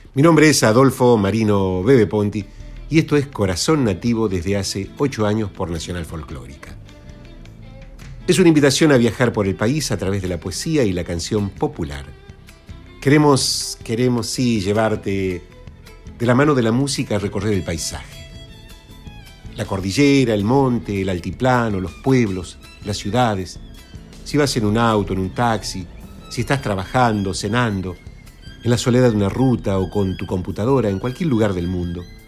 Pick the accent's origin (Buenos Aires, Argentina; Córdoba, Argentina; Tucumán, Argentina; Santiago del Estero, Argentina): Santiago del Estero, Argentina; Quimilí; yo soy santiagueño de Quimilí e hicimos la escuela primaria con Julio Paz